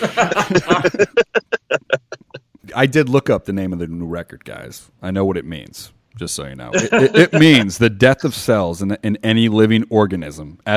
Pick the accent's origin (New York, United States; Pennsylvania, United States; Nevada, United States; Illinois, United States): Nevada, United States; Las Vegas; I'm from Vegas